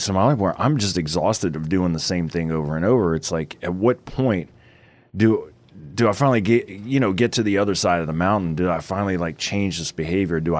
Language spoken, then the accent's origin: English; Flagstaff, Arizona, United States; I'm from Flag.